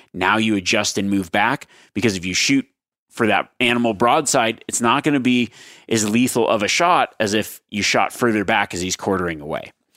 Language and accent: English; Nevada, United States; my home state of Nevada.